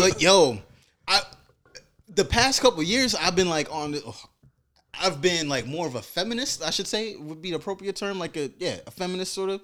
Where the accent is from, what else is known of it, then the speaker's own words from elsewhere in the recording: New York City, New York, United States; being a black man growing up in Brooklyn